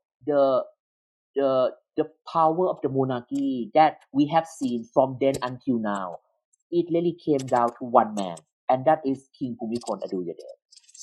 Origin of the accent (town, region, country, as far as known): Thailand